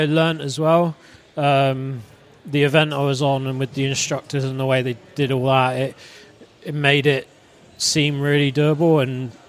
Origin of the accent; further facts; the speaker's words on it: Cornwall, South West England, United Kingdom; I grew up in Cornwall, so I was in the water a lot anyway.